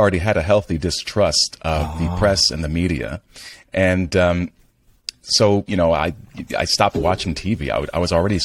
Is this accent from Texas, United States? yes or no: no; New York, United States; as a New Yorker